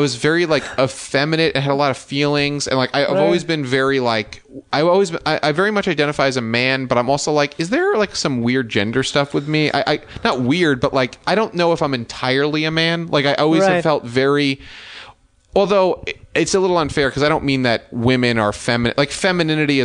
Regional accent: Westchester, New York, United States; I grew up in Westchester, New York

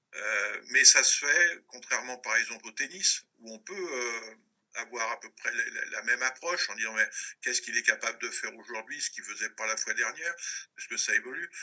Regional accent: Maisons-Alfort, Île-de-France, France; also born or lived in Paris; un Parisien, enfin de, de la proche banlieue parisienne, que j'ai vécu, euh, je suis né à Paris, mais j'ai vécu très longtemps à Maison-Alfort

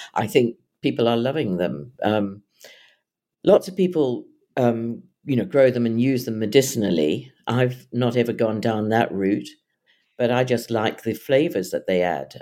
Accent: South Africa; also born or lived in London; now in Suffolk, United Kingdom; my growing up in South Africa where the skies are very wide

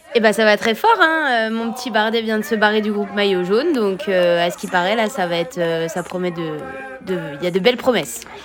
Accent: Allier, Auvergne-Rhône-Alpes, France; On vient de l'Allier

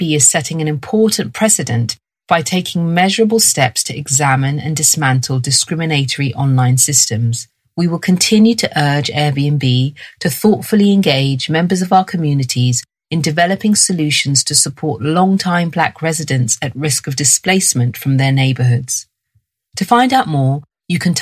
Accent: London, United Kingdom; I was raised in London and this is my accent

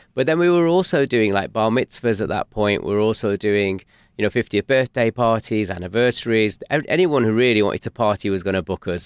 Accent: Manchester, North West England, United Kingdom; we're from North Manchester.

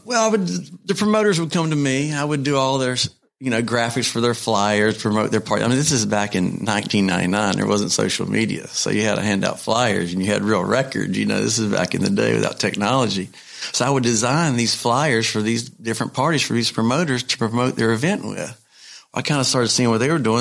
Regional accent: North Carolina, United States; I'm from North Carolina

